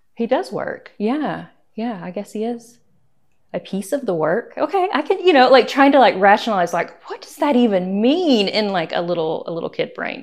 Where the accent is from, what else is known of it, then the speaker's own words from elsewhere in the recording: Sweetwater, Tennessee, United States; now in Eagle River, United States; I grew up in Tennessee, in Sweetwater, Tennessee, which is the eastern